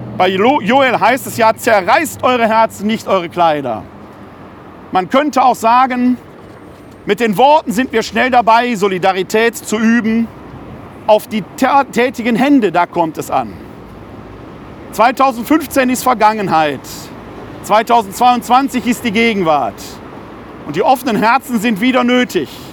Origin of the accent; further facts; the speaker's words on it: Ruhr area, North Rhine-Westphalia, Germany; ich bin ein Kind des Ruhrgebietes